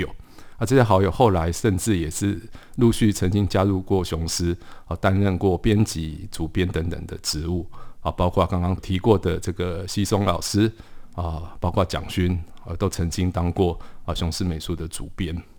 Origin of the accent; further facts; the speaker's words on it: Paris, Île-de-France, France; born there; 黎就是这个巴黎的黎啊，因为我是在巴黎出生的。